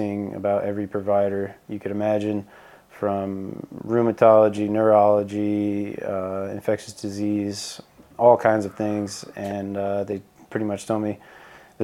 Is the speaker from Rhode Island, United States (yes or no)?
yes; Rhode Island, United States; I grew up in Rhode Island